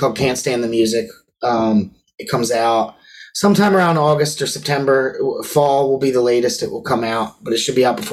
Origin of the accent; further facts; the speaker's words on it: Perkiomenville, Pennsylvania, United States; also born or lived in Boyertown, Pennsylvania; We're from Perky, Omanville, Pennsylvania. And then we went to where Ethan went to high school, Boyertown High School